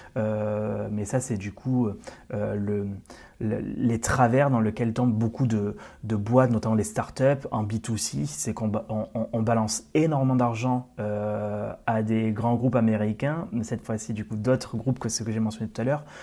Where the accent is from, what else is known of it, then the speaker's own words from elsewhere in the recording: Occitania, France; je suis originaire d'Occitanie, de, comme tu l'as dit tout à l'heure. donc, j'ai commencé du coup dans ma région natale